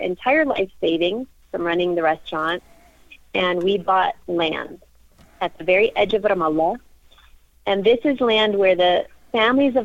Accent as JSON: {"language": "English", "country": "United States"}